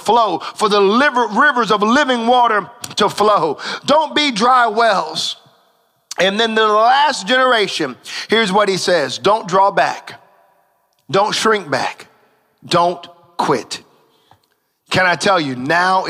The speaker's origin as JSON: {"language": "English", "country": "United States", "said": "I'm an American"}